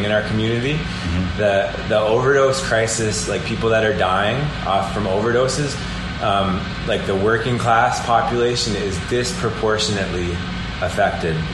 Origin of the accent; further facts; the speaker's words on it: Peterborough, Ontario, Canada; I grew up in the Old West End